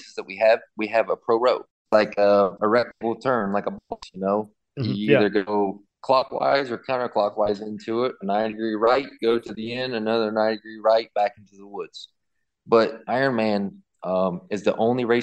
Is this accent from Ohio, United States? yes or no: yes; Athens, Ohio, United States; my my hometown race in Athens, Ohio